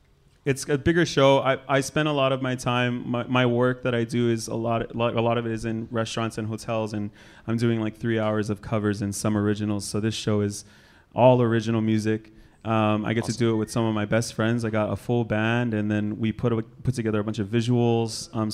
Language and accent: English; Oahu, Molokai, Hawaii, United States; I grew up all over on Oahu, but then I also grew up on Molokai with my grandma after she adopted me.